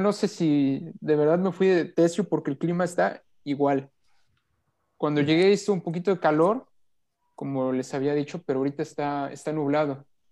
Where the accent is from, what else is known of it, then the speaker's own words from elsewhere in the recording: Teziutlán, Puebla, Mexico; moved away as an adult; now in Monterrey, Mexico; mi pueblo, allá en Teciutlán.